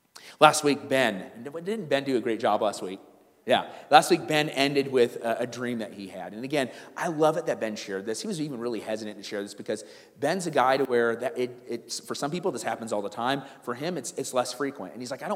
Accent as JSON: {"language": "English", "country": "South Africa", "said": "I'm from South Africa.\""}